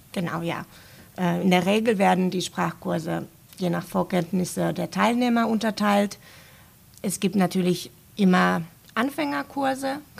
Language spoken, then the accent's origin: German; Finland; first language Finnish; German is a second language; ich spreche Deutsch, Englisch und meine Muttersprache Finnisch.